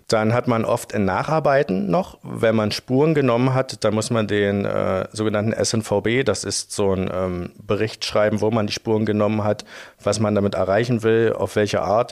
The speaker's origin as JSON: {"language": "German", "town": "Frankfurt", "region": "Brandenburg", "country": "Germany", "moved": "as an adult", "lives_now": "Dresden, Germany", "said": "Ich komme ursprünglich aus Frankfurt-Oder in Brandenburg"}